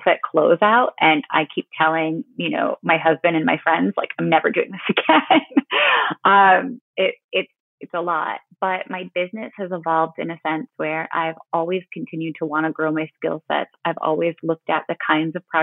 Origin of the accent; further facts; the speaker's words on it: Bay City, Michigan, United States; now in Midland, United States; my hometown of Bay City, Michigan